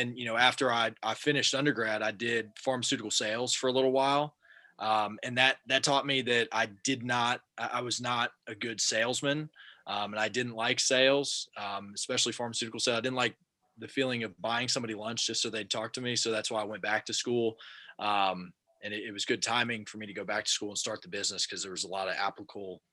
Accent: Overland Park, Kansas, United States; moved away as an adult; now in Oxford, Mississippi, United States; I'm originally from Kansas City

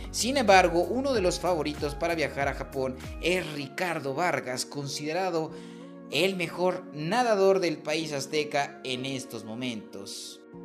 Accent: Mexico; nos ha ido como mexicanos

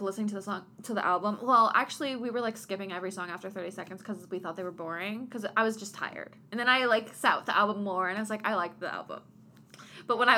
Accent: Kentucky, United States; I'm literally from Kentucky

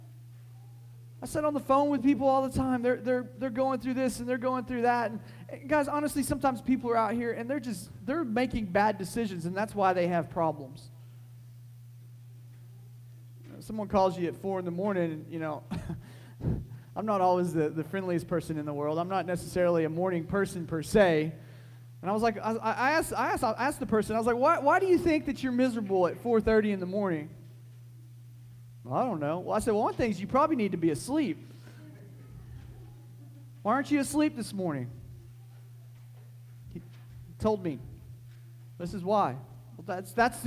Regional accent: United States

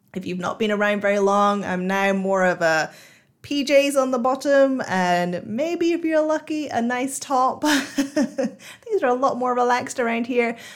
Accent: United Kingdom; now in Singapore; I live in Singapore now, um, and I'm a Brit

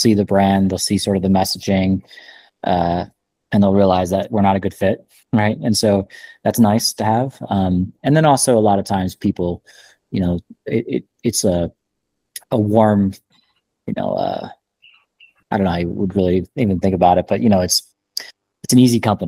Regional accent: New Jersey, United States; moved away as an adult; now in Colorado, United States; I'm originally from New Jersey. About almost 20 years ago, I think, I moved

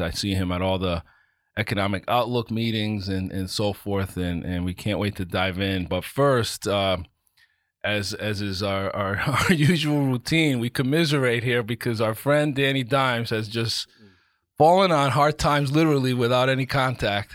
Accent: Providence, Rhode Island, United States; now in Bridgeport, United States; I grew up in Providence

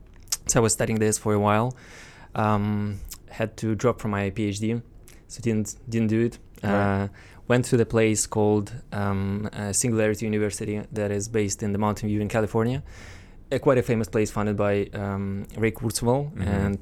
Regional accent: Moscow, Russia; and well, I'm Russian originally. I was born in Moscow, so graduated from this.

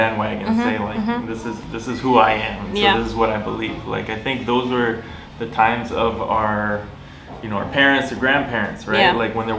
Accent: Miami, Florida, United States; moved away as an adult; also born or lived in Los Angeles; now in Tunisia; I am from I most recently came from Los Angeles, but I'm from Miami, Florida. Been here in Tunisia since September 2020

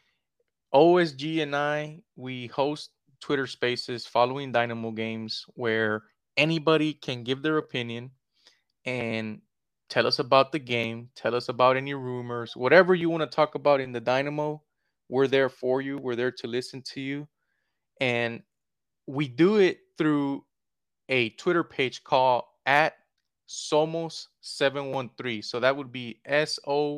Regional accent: Houston, Texas, United States; I was born and raised in Southwest Houston, near the Charlestown, Bel Air area.

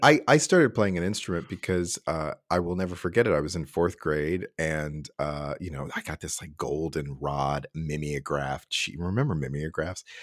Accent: Cincinnati, Ohio, United States; moved away as an adult; also born or lived in New York / San Francisco; I was born, uh, and raised in Cincinnati, Ohio

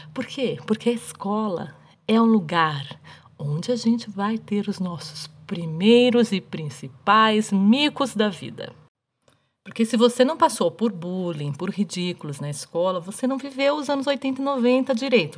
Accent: Brazil; aqui onde eu, onde eu nasci, onde eu cresci, onde eu moro ainda hoje, é frio, é mais frio do que, sei lá, do que São Paulo

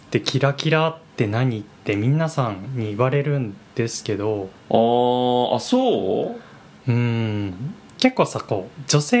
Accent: Aichi, Japan; now in Tokyo, Japan; 自分自分愛知出身なんですけ

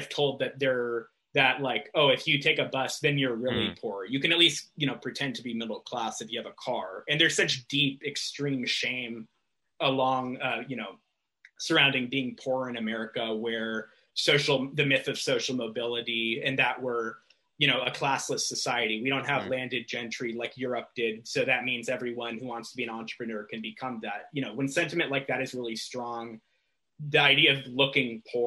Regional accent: Newport Beach, California, United States; also born or lived in London; now in Los Angeles, United States; When you're in Orange County, California, where I'm from, I'm from Newport Beach

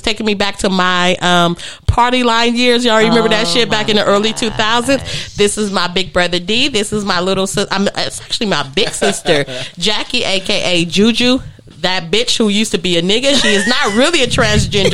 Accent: Los Angeles, California, United States; we are from LA. I am from Leimert Park. I am from 38th and LaSalle.

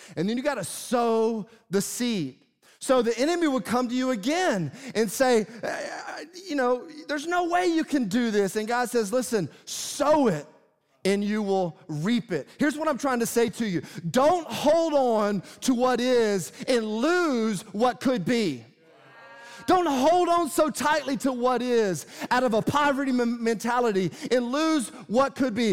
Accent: Tennessee, United States; I grew up in Tennessee

